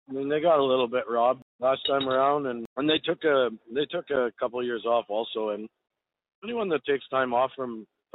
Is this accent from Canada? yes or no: yes; Canada; I'm Canadian. I'm as proud of a Canadian as anyone is of their own country.